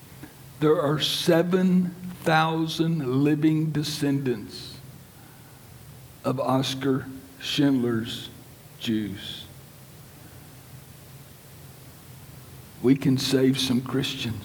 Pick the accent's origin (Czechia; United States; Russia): United States; Lynchburg, Virginia; my hometown, Lynchburg, Virginia